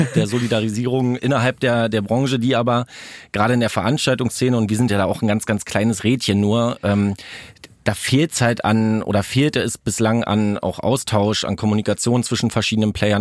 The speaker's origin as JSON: {"language": "German", "region": "Brandenburg", "country": "Germany", "said": "Ich komme aus Brandenburg"}